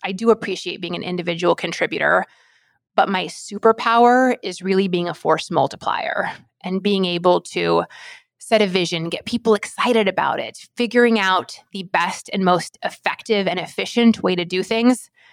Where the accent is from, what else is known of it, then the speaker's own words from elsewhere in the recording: rural Alaska, United States; I'm from Alaska, and my spice, my heat tolerance is that of someone that was raised in rural Alaska